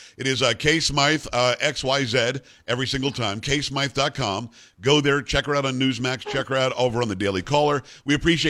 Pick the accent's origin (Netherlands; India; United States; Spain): United States; Florida; I grew up in the Hurricane Alley in Florida.